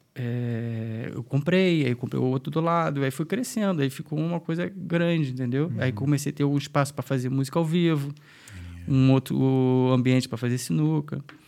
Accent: Niterói, Rio de Janeiro, Brazil; moved away as an adult; now in Dublin, Ireland; a gente é de Niterói

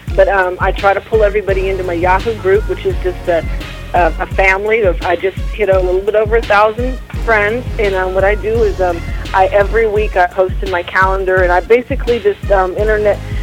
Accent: Missouri, United States; moved away; also born or lived in Tacoma, Washington / Oklahoma; I grew up in like Missouri

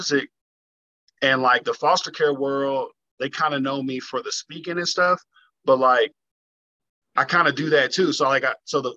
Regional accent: Kentucky, United States; also born or lived in Florida; I'm Kentucky-based right now. I'm born and raised here.

